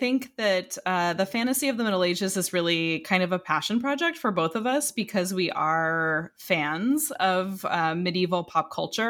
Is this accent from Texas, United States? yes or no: no; Illinois, United States; very close to where I grew up in Illinois.